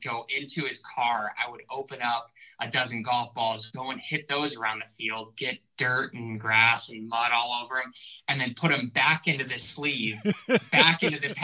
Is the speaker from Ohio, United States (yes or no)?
yes; Ohio, United States; also born or lived in Columbus, Ohio / Cleveland, Ohio; I grew up in Ohio, was born in Columbus and spent 10 years in Columbus, another 10 years in Cleveland